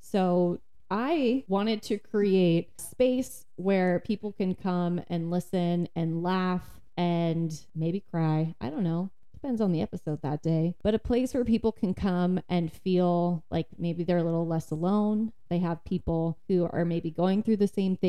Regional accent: Santa Rosa, California, United States; I'm 31 years old, and I'm from Santa Rosa, California

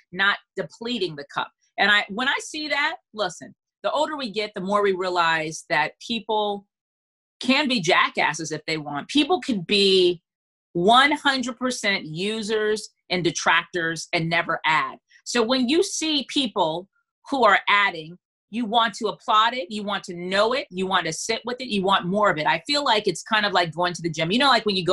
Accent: Freeport, Grand Bahama, Bahamas; now in Charlotte, United States; I'm from Freeport, Bahamas. I live in Charlotte, North Carolina.

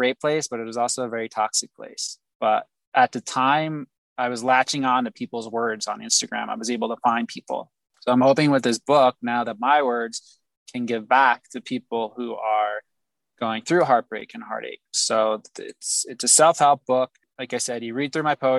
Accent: New Jersey, United States; moved away as an adult; I left New Jersey, my hometown

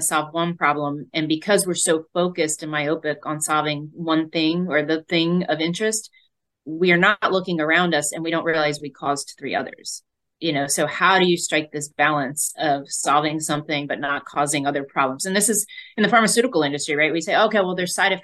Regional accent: Northfield, New Jersey, United States; Jersey girl at heart, born and raised in South Jersey, Northfield, New Jersey

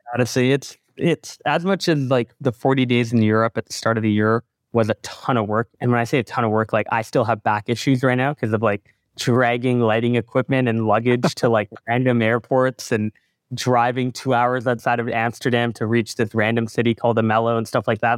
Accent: Canada; also born or lived in Singapore / Calgary, Canada; now in Toronto, Canada; when I was born in Singapore, I lived there till I was eight. I went to a lot of Grand Prix growing up with my father, Singaporean Grand Prix, Malaysian Grand Prix. Um, when I moved to Canada

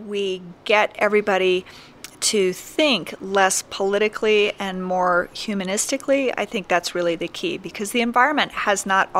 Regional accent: Arizona, United States; Well, I grew up here in the West. I'm a native Western girl. I'm actually a native of the deserts of Arizona.

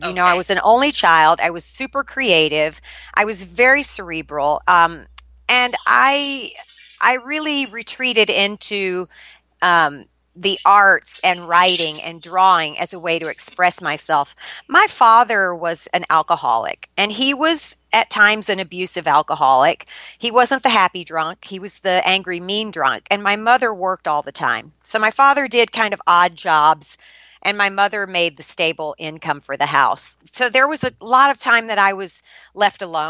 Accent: Shreveport, Louisiana, United States; I was born and raised in Shreveport, Louisiana

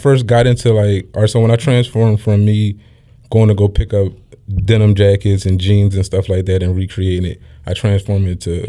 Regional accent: Philadelphia, Pennsylvania, United States; I grew up in Germantown.

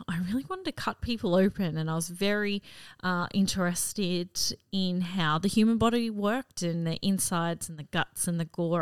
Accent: Cairns, Queensland, Australia; also born or lived in Gladstone, Queensland; I grew up in Cairns, far north Queensland

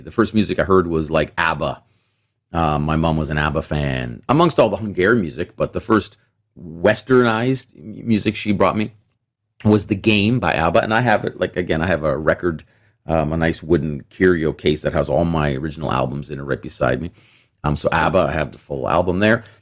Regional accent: Toronto, Ontario, Canada; also born or lived in Mississauga; I grew up in Etobicoke in Toronto

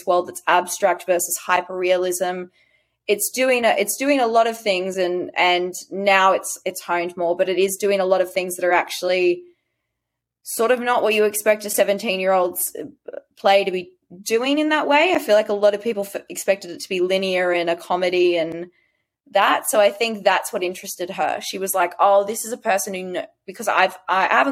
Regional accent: Sydney, New South Wales, Australia; I'm from Western Sydney, so I talk as I do.

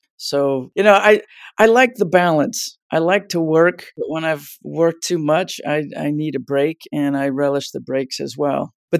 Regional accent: California, United States; also born or lived in New York; I started at 8 and we moved to California when I was 9 from New York.

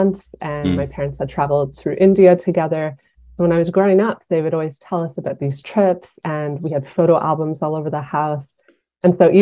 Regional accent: Ottawa, Ontario, Canada; moved away as an adult; also born or lived in Montreal; now in Toronto, Canada; I grew up in Ottawa, and in Ottawa, it's very multilingual

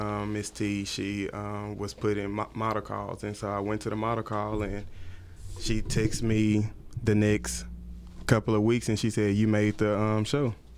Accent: Tyler, Texas, United States; now in Dallas, United States; I'm originally from East Texas, Tyler, Texas

